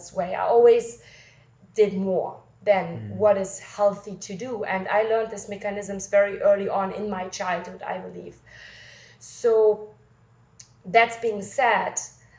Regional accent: Wuppertal, North Rhine-Westphalia, Germany; I've been born and raised in a city called Wuppertal in Germany

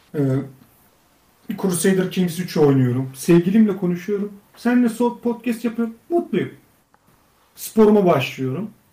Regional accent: Göynük, Bolu Province, Turkey; benim memleketim Bolu Göynük, Bolu Göynük

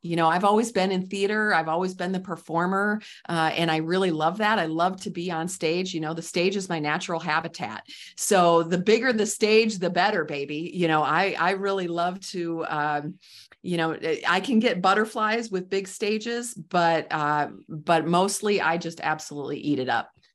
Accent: Midwest, United States; I'm from the Midwest, so I call it pop

